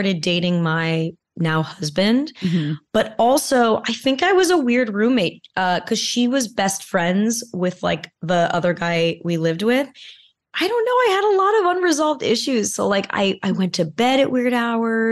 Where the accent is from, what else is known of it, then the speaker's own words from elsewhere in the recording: California, United States; I grew up in California